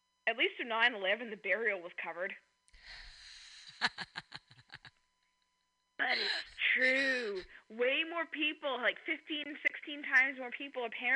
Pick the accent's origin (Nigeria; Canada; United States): Canada; I'm Canadian